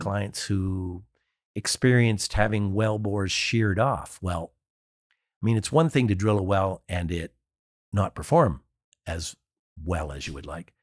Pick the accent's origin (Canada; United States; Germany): Canada; I'm Canadian